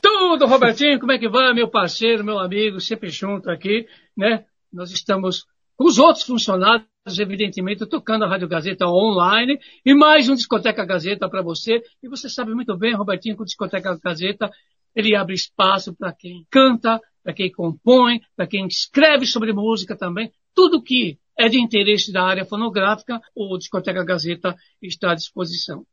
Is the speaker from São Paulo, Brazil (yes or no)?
yes; São Paulo, Brazil; nasci ele no, no Moinho Velho